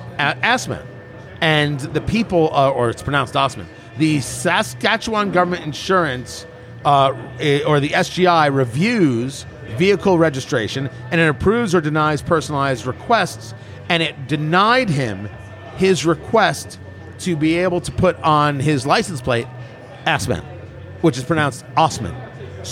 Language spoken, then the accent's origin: English; New Jersey, United States; now in Indiana, United States; I grew up in Jersey